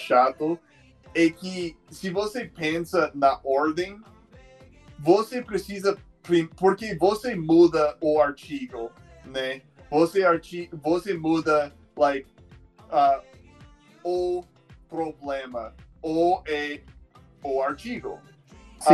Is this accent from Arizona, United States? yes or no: yes; Phoenix, Arizona, United States; Portuguese is a second language; also born or lived in Tucson, Arizona / Brazil; Phoenix, que é minha cidade natal